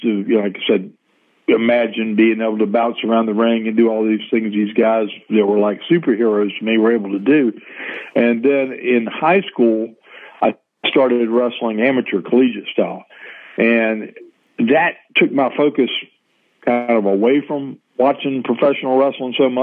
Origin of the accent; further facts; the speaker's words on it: Norfolk, Virginia, United States; Norfolk Scope, which was a bigger arena in my hometown.